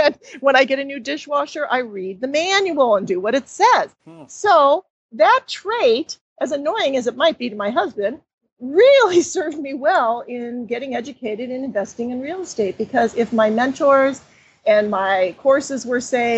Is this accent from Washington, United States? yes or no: yes; Seattle, Washington, United States; And I started in my hometown of Seattle, suburbs of Seattle.